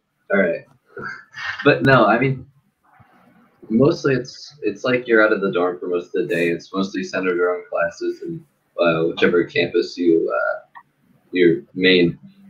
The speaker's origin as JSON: {"language": "English", "town": "Arlington", "region": "Massachusetts", "country": "United States", "said": "I'm a Arlington resident, and I'm an undeclared engineering major."}